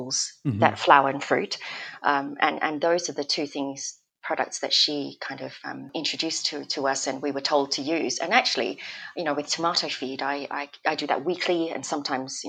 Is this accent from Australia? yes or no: yes; Australia; also born or lived in Malaysia; now in United Kingdom; I'm Malaysian and I grew up in Australia